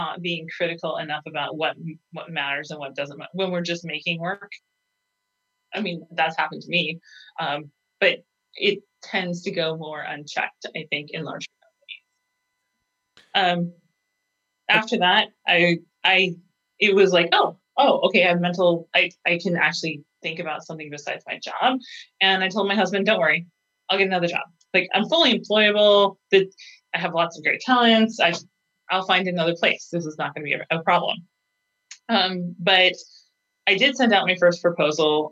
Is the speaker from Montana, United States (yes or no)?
yes; Montana, United States; moved away; also born or lived in Phoenix / Boise; I'm originally from Montana